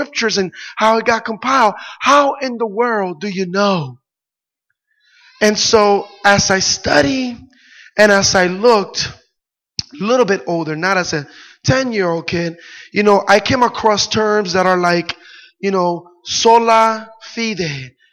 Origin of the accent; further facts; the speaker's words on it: Puerto Rico; I grew up in Puerto Rico